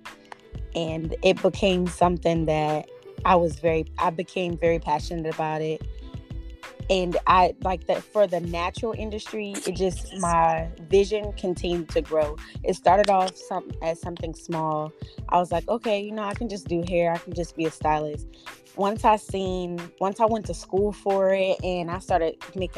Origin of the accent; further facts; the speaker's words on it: Absecon, New Jersey, United States; also born or lived in Atlantic City, New Jersey; So I'm originally from Atlantic City, New Jersey. I grew up in Epsecan. It's a small town.